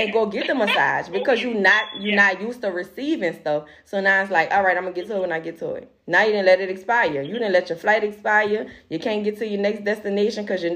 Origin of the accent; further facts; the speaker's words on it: New Orleans, Louisiana, United States; we're from New Orleans